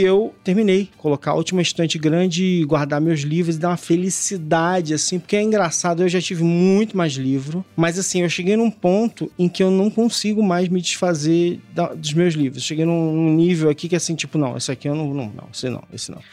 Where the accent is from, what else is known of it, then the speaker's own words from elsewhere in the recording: Brazil; a gente cresceu no Brasil